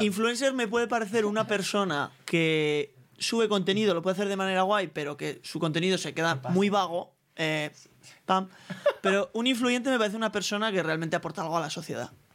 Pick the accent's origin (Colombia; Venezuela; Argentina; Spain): Spain; Pamplona, Navarre; now in Madrid, Spain; yo que vengo de Pamplona